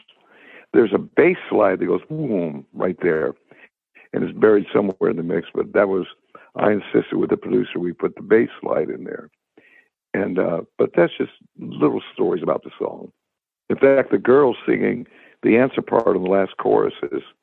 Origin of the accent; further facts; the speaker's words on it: United States; I'm a saltwater boy. I grew up on the Gulf, and my father taught me everything about the Gulf. And I was a sponge diver for a while in Tarpon Springs.